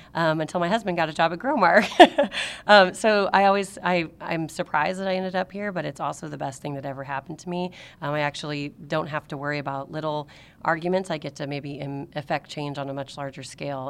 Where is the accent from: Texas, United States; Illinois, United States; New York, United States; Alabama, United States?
Illinois, United States; Marion; I was raised in Marion